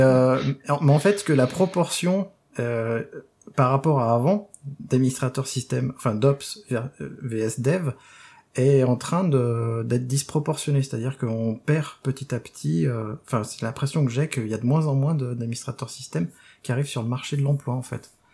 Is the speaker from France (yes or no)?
yes; Rennes, Brittany, France; moved away; depuis que j'ai quitté Rennes.